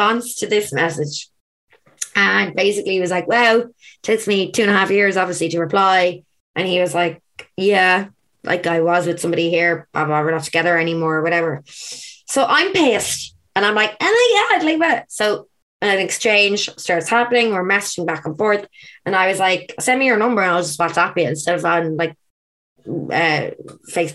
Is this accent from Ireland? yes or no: yes; Ireland; also born or lived in Australia; I came back to Ireland.